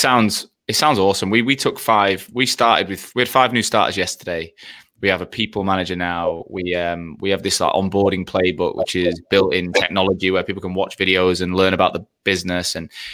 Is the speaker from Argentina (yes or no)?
no; Australia; moved away as an adult; now in London, United Kingdom; Like when I came from Australia to London